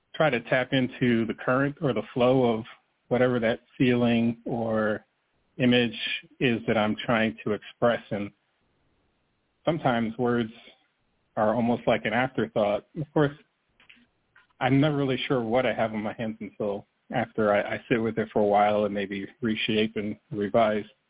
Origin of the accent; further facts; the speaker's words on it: New Jersey, United States; moved away as an adult; I grew up in New Jersey.